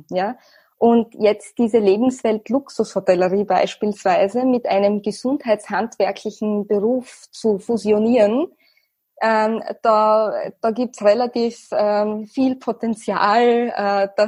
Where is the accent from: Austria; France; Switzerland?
Austria; Österreich als mein Heimatland